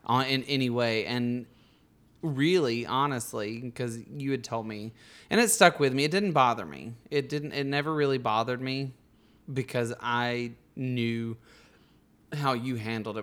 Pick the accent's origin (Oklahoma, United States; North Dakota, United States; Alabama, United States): Alabama, United States; Bug Tussle; my hometown of Bug Tussle.